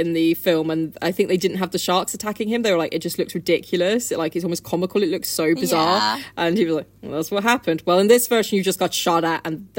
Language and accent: English; United Kingdom; accent: British; So I am very British.